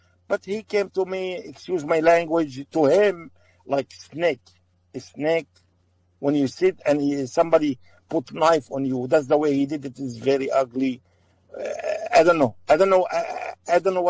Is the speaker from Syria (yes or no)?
yes; Aleppo, Aleppo Governorate, Syria; English is a second language; moved away as an adult; now in United States; I'm from Aleppo.